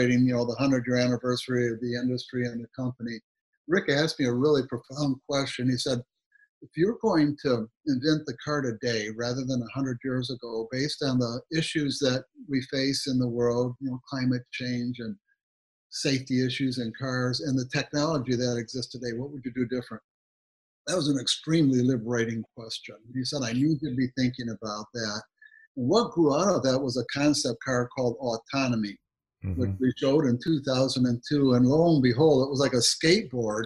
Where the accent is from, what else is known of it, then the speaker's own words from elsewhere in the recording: Southeast Michigan, United States; I grew up in Michigan, Southeast Michigan